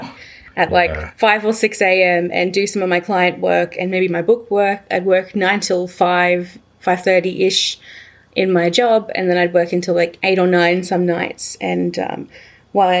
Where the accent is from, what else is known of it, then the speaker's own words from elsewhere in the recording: Batemans Bay, New South Wales, Australia; now in Melbourne, Australia; I returned to my hometown of Batemans Bay